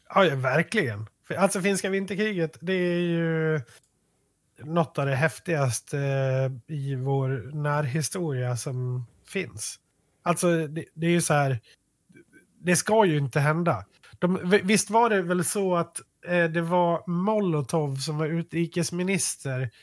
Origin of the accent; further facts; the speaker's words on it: Malung, Dalarna County, Sweden